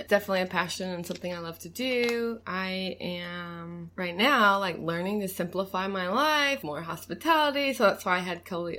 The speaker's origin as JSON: {"language": "English", "town": "Huntsville", "region": "Alabama", "country": "United States", "tie": "born or raised there", "also_born_or_lived": "St. Louis, Missouri", "moved": "as an adult", "lives_now": "Pensacola, United States", "said": "Yep, from Huntsville. I was born in St. Louis, Missouri."}